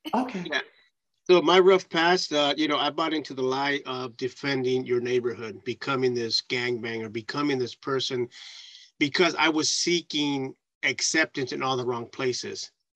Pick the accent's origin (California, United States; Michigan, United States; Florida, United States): California, United States; San Francisco; growing up in San Francisco